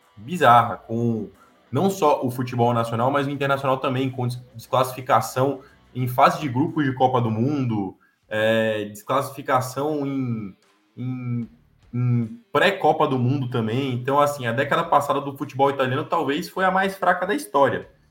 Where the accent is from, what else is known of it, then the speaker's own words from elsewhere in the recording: Brazil; eu, que sou brasileiro